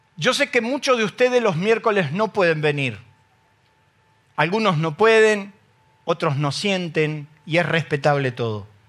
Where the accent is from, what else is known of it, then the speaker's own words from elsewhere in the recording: Argentina; nuestro país